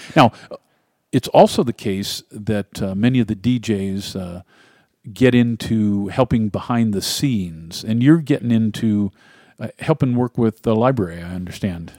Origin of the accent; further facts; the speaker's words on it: Ohio, United States; moved away; my home state of Ohio